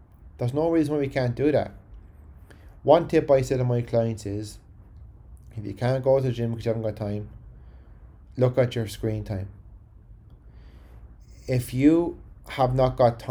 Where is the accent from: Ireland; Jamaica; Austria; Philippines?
Ireland; County Carlow; accent: Carlow; my Carlo accent